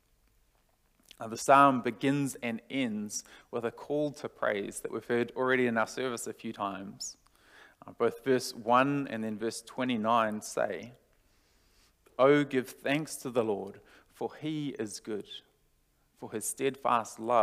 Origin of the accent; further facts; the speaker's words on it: New Zealand; now in Australia; I'm from New Zealand